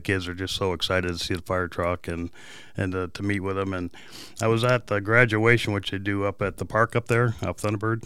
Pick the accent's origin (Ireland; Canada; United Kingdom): Canada; also born or lived in California / San Diego; now in Peoria, United States; I was born in Canada